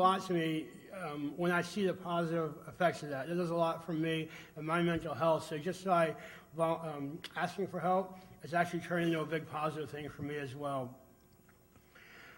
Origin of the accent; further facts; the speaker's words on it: Virginia, United States; I was from Virginia.